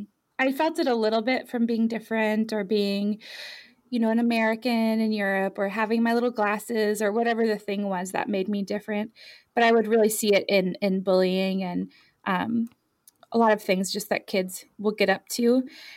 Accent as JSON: {"language": "English", "country": "Ireland", "tie": "born or raised there", "also_born_or_lived": "France / Germany", "said": "So I was born in France and grew up primarily in Ireland and Germany and France. Moving a lot."}